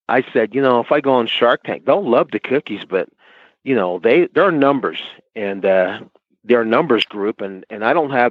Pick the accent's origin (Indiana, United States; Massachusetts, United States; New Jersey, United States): New Jersey, United States; I'm from New Jersey